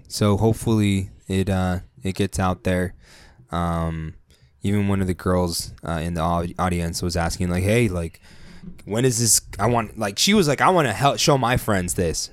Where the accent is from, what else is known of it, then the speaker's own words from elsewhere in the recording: San Diego, California, United States; we're from San Diego